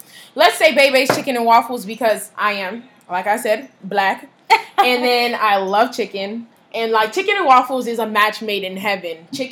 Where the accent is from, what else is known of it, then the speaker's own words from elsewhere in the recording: United States; first language Haitian Creole; English is a second language; I'm second gen Haitian, so I was born here in America